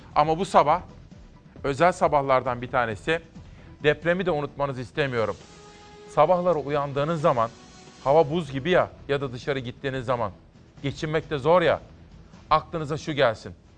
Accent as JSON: {"language": "Turkish", "town": "Simav", "region": "Kütahya", "country": "Turkey", "tie": "born or raised there", "said": "Ben Kütahya Simav'da doğup büyüdüm."}